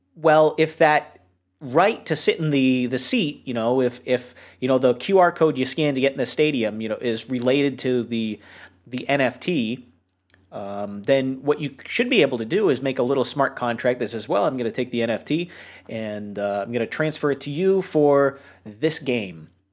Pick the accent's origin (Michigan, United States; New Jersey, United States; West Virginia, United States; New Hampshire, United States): New Hampshire, United States; I grew up in New Hampshire